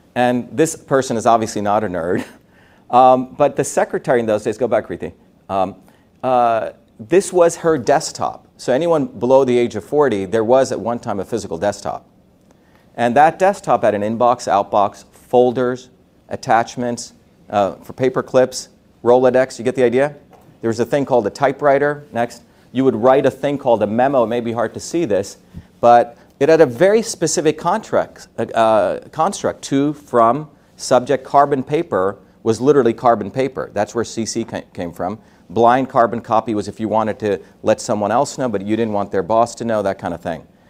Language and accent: English; Mumbai, Maharashtra, India; moved away; I was born in India in a city called Bombay. Uh, Bombay, if, if America is a melting pot, Bombay is an industrial furnace. Meaning I grew up with people with all different castes